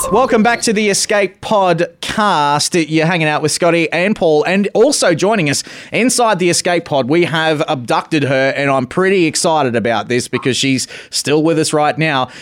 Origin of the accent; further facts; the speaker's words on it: Australia; me being an Australian